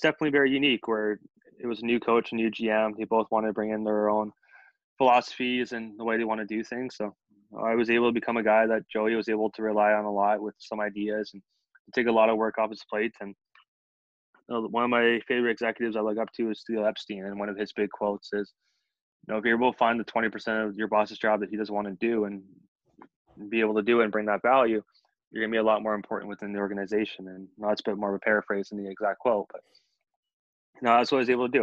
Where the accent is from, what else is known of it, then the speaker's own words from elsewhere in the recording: Collingwood, Ontario, Canada; I was born and raised up in Collingwood, which is about, for most people, they may know Blue Mountain a little bit better, but it's a little bit northern Ontario.